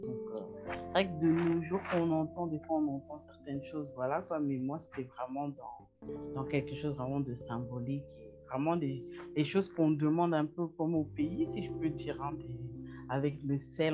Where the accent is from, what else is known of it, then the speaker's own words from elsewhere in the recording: Paris, Île-de-France, France; moved away as an adult; now in Canada; je suis née, grandie en Europe